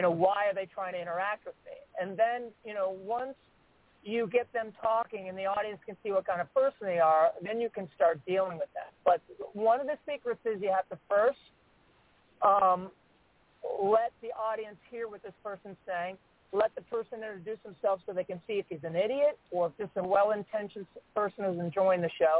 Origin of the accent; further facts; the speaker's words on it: Cleveland, Ohio, United States; also born or lived in Memphis, Tennessee; I was born and raised in Cleveland, Ohio, I spent sixth and part of seventh grade in Memphis, Tennessee